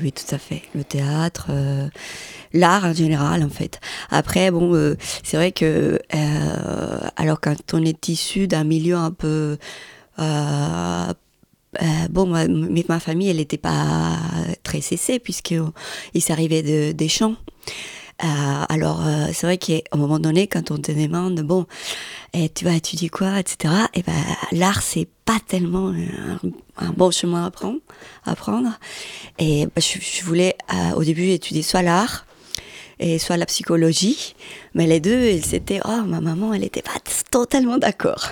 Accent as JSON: {"language": "French", "town": "Medellín", "region": "Antioquia", "country": "Colombia", "tie": "born or raised there", "also_born_or_lived": "Granada, Colombia", "moved": "as an adult", "said": "je suis née à Granada, qui c'est juste à côté, un petit village. Et après, je suis partie à Medellín à 200, 300. Et là, j'ai vécu jusqu'à 27 ans"}